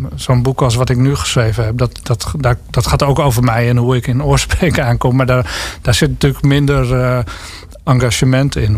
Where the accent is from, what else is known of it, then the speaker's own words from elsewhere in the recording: Lelystad, Flevoland, Netherlands; moved away; ook een stad trouwens. Waar ik dan ben opgegroeid